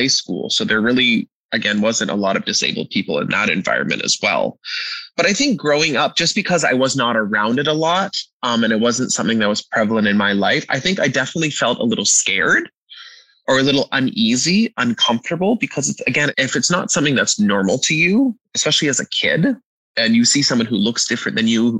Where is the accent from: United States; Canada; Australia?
Canada; Me being a Canadian